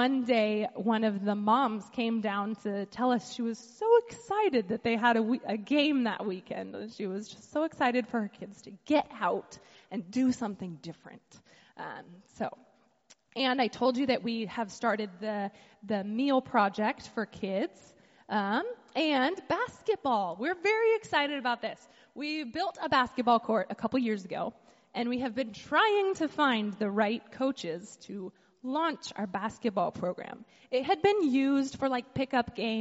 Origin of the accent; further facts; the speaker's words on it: United States; moved away as an adult; now in Haiti; growing up in the United States, you know, my parents taught me about how to budget